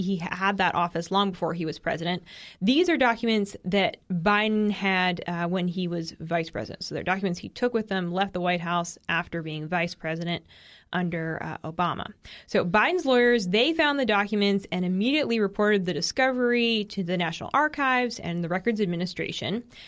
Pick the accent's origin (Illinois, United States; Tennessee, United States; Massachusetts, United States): Massachusetts, United States; Boston; I'm from Boston